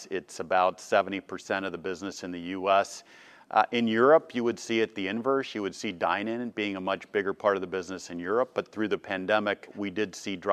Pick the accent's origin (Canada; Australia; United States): United States; East Coast; also born or lived in Boston / Cincinnati; So I, I was born in Boston, uh, grew up on the East Coast until we started moving around. Uh, went to high school in Cincinnati, uh, and then ultimately went to college down in North Carolina.